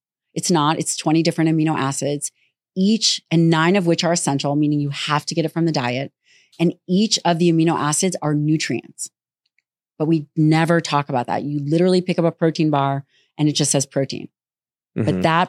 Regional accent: Las Vegas, Nevada, United States

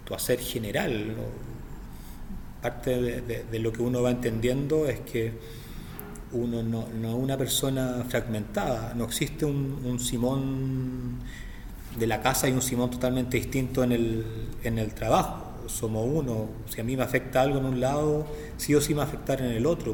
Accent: Santiago, Santiago Metropolitan Region, Chile; vivo, nacido y criado en Santiago de Chile.

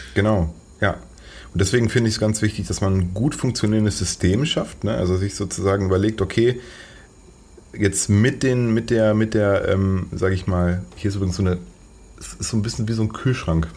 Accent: Paderborn, North Rhine-Westphalia, Germany; weil derzeit wohne ich in Paderborn. Das ist eine Stadt, die wahrscheinlich die wenigsten von den Hörerinnen und Hörern hier kennen. Es ist äh, sehr provinziell, ziemlich langweilig. Aber ich liebe sie trotzdem, weil es meine Heimat ist

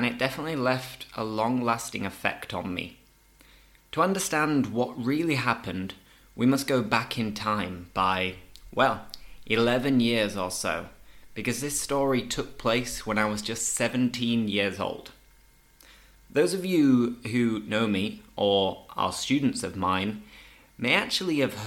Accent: Leeds, Yorkshire and the Humber, United Kingdom; moved away as an adult; now in Seville, Spain; I am English, I'm from Leeds in the north of England

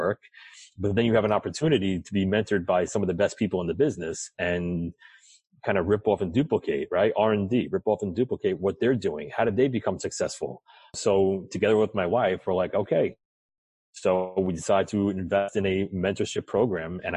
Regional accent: New York, United States; I'm from New York

